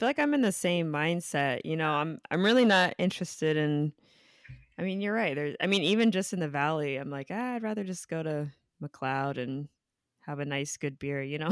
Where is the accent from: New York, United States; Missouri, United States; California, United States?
California, United States; Inland Empire; moved away as an adult; now in Los Angeles, United States; I moved here after I graduated from college, but I, I grew up in the Inland Empire